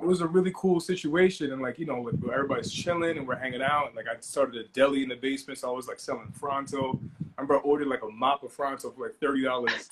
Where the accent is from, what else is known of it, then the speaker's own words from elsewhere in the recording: Long Island, New York, United States; I'm from Long Island